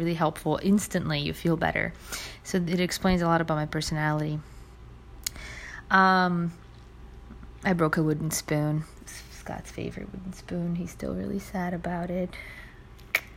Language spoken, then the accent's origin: English; Brazil; now in United States; My home country, Brazil